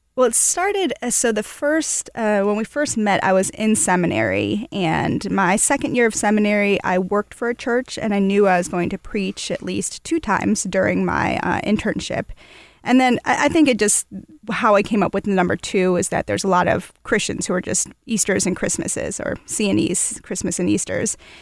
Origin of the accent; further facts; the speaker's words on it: Toledo, Ohio, United States; moved away as an adult; now in Louisville, United States; I was born and raised in Toledo, Ohio, but I've lived here for about, uh, a little over ten years.